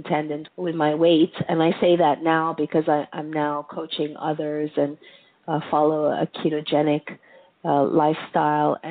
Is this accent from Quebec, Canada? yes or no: yes; Montreal, Quebec, Canada; moved away; also born or lived in United States / Greece; I grew up in Montreal, which is not America